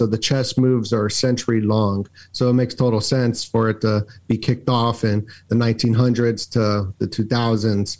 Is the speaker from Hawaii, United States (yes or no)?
no; Las Vegas, Nevada, United States; I grew up in Vegas